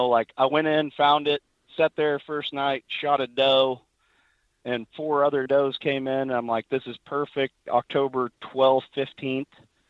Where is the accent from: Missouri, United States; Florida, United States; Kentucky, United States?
Missouri, United States; So I was from Missouri, and that brings its own challenges, you know, as far as rifle season being right in the middle of the rut.